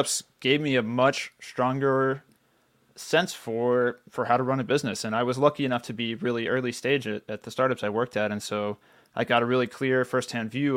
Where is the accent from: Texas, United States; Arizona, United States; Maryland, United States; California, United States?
Texas, United States; Central; I grew up in Central Texas, middle class